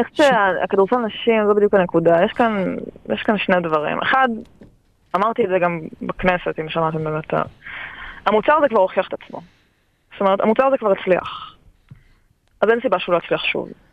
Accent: Israel; שלנו כישראלים

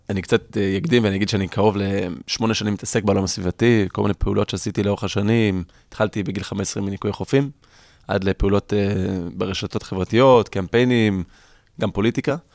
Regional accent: California, United States; קליפורניה היא חלוצה בתחום. לצערי, הייתי אומר אפילו 30 שנה קדימה מישראל בהרבה תחומים, אם זה שאני איפה שגדלתי, שמפרידים פסולת, ומי שלא מקבל דוח במקום.

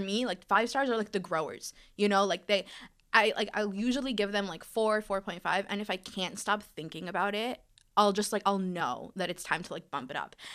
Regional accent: New York City, New York, United States; moved away; I'm originally from Brooklyn, New York

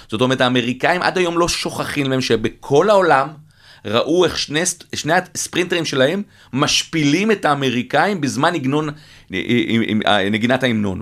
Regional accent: Israel; אנחנו בתור ישראלים

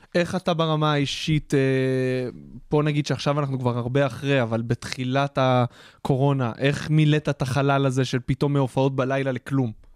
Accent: Israel; גם אני גדלתי בפריפריה, בבית דתי

